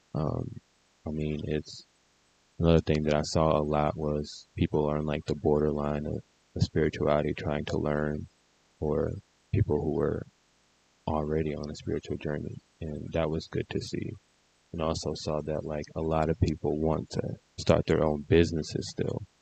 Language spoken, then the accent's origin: English; Detroit, Michigan, United States; I'm from Detroit